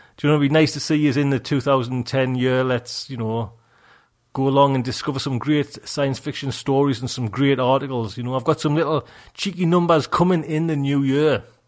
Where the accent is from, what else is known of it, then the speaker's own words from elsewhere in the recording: Geordie, North East England, United Kingdom; accent: Geordie; I'm getting Geordie now